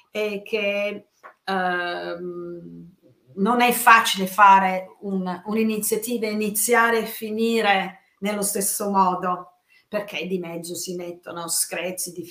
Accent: England, United Kingdom; io essendo inglese, questo è un tratto molto importante

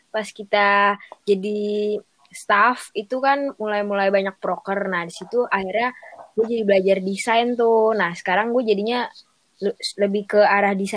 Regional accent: Jakarta, Indonesia; born there; gue tuh lahir di Jakarta ya

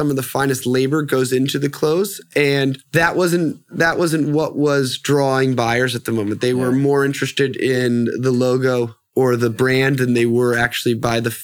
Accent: Annapolis, Maryland, United States; moved away as an adult; also born or lived in New Orleans / New York City; now in Los Angeles, United States; I was raised in the East Coast, outside of Washington, D.C. in Annapolis, Maryland.

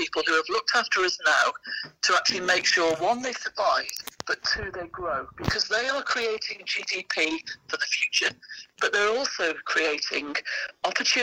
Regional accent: Sheffield, Yorkshire and the Humber, United Kingdom; I come from Sheffield

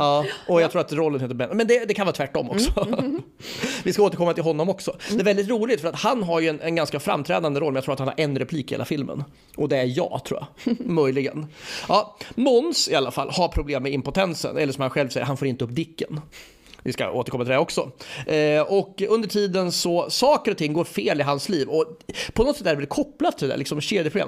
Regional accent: Örebro, Örebro County, Sweden; jag är också från Örebro precis som bröderna Fares

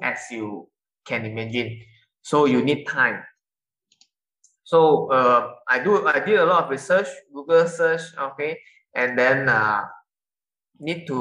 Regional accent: Sabah, Malaysia; now in Johor Bahru, Malaysia; I'm from Sabah

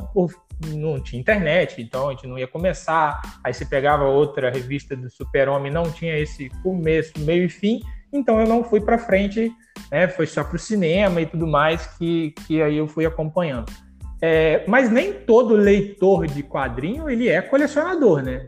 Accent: São Fidélis, Rio de Janeiro, Brazil; Eu sou mais interior ainda, sou de São Fidélis

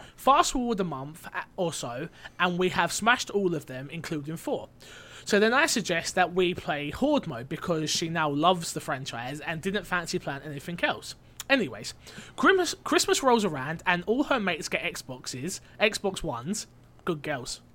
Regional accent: United Kingdom; I'm not American. They don't let, they don't let Brits on there.

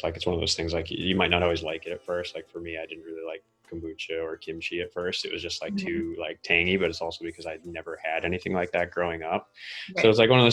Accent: Central Massachusetts, United States; now in San Diego, United States; we grew up in Massachusetts in Central Mass, and that's like tiny little town

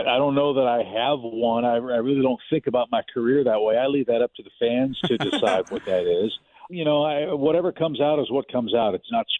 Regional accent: St. Louis, Missouri, United States; moved away; I grew up in West County

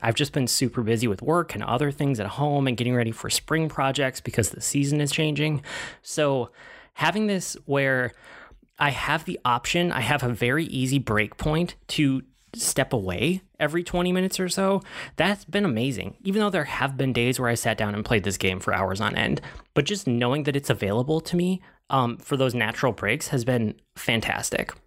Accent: United States; I'm American

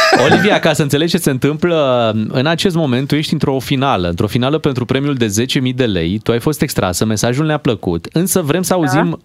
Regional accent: Buzău, Buzău County, Romania; eu m-am născut în Buzău

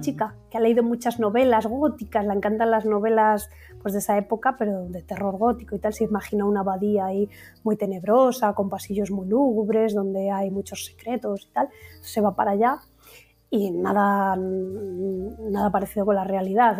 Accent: Valladolid, Castile and León, Spain; muy de mi tierra, muy de Valladolid

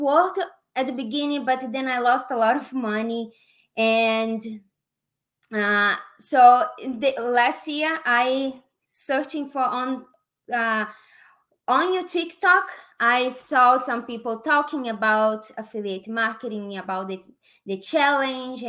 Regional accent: Brazil; accent: Brazilian; English is a second language; moved away as an adult; now in Las Vegas, United States; I'm from Brazil, and I came to USA in 2016

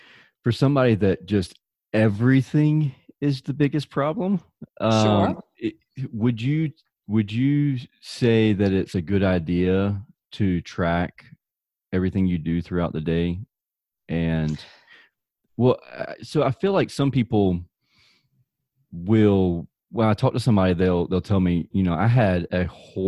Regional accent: Southern United States, United States; accent: deep Southern; my deep Southern accent

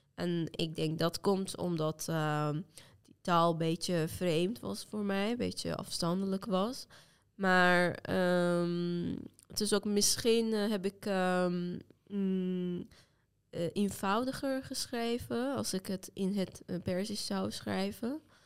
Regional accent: Iran; first language Azerbaijani Turkish; Dutch is a second language; moved away as an adult; now in Netherlands; ik kom uit Turks sprekende deel van Iran. Dus eigenlijk mijn moedertaal is Turks

